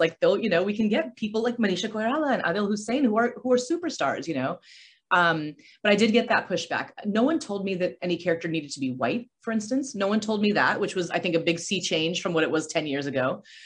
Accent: Aurora, Colorado, United States; moved away as an adult; also born or lived in California; I grew up in Aurora, Colorado

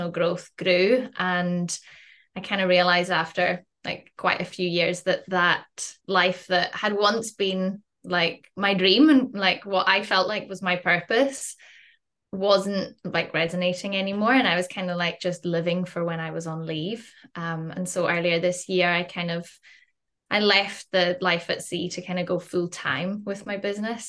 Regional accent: Western Isles, Scotland, United Kingdom; accent: Scottish; you can probably tell from my accent, I'm Scottish. I grew up in the Western Isles.

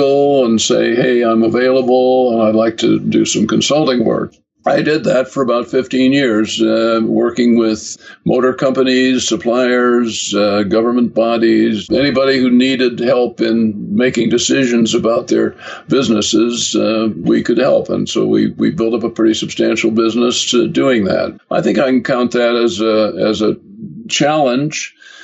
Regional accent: Kalamazoo, Michigan, United States; moved away as an adult; also born or lived in Brooklyn, New York; now in England; Kalamazoo, Michigan, which was my hometown

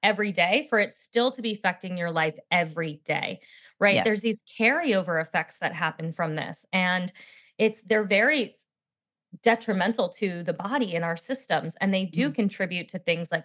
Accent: New Jersey shore, United States; I was raised in Jersey at the shore, but I always say not the Jersey Shore

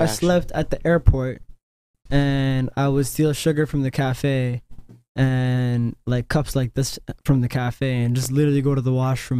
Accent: Canada; these niggas find out I'm Canadian

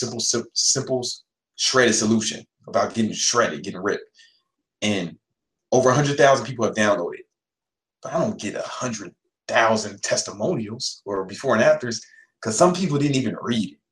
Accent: Chicago, Illinois, United States; I'm from Chicago

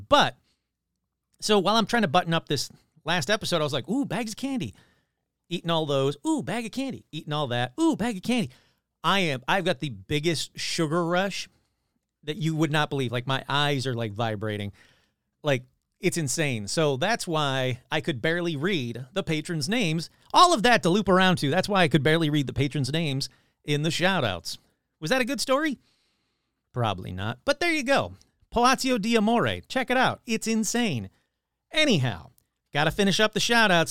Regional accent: Michigan, United States; my hometown of Michigan, my home state of Michigan

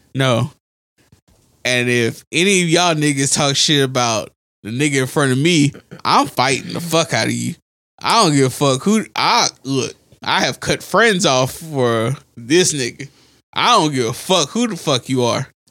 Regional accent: United States; We're American.

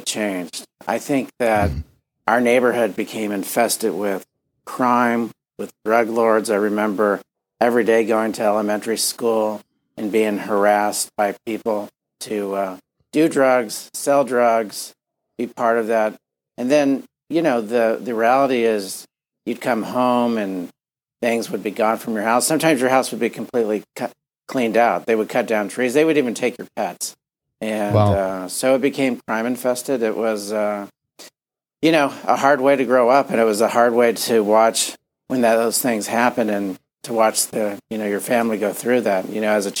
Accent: Miami, Florida, United States; I was very fortunate to grow up in Miami in a, you know, Cuban, Puerto Rican household

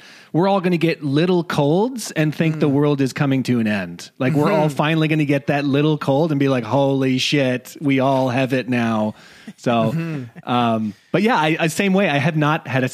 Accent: Saskatchewan, Canada; I am from Saskatchewan

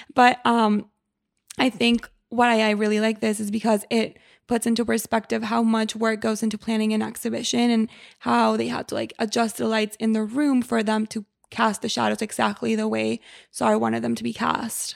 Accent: Mexico; moved away; I grew up in Mexico

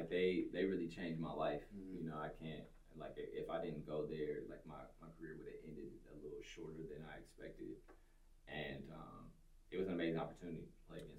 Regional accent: Los Angeles, California, United States; moved away as an adult; also born or lived in Germany / Luxembourg; coming from

